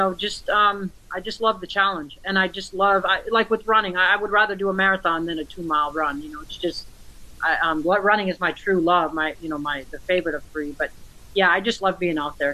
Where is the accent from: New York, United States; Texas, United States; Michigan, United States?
Michigan, United States; moved away as an adult; I grew up in Michigan. I left at the age of 19